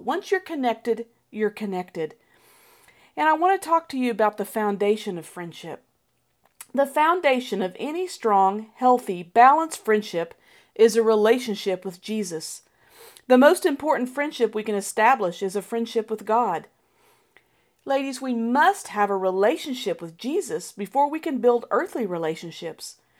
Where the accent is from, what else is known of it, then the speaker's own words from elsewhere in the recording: Colorado, United States; As a child growing up in Colorado